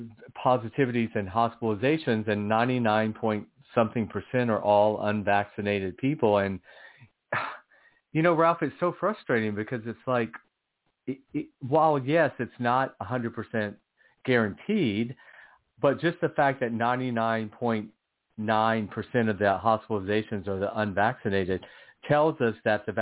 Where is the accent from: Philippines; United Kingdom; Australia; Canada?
United Kingdom; England; now in United States; talking about, you know, American politics, having been born and raised in England, which will be kind of interesting.